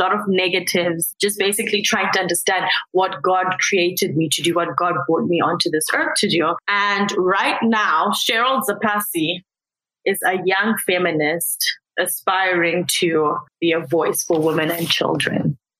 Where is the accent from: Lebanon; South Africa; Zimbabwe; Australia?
Zimbabwe; Harare; now in Winnipeg, Canada; I'm from Zimbabwe, Harare to be specific. Harare means the city that never sleeps, practically.